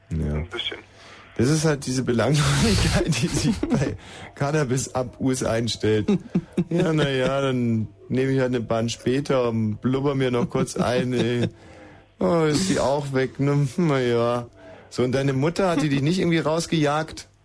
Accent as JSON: {"language": "German", "town": "Munich", "region": "Bavaria", "country": "Germany", "said": "Nein, aus Bayern war schon richtig. Ja, woher da? Aus München."}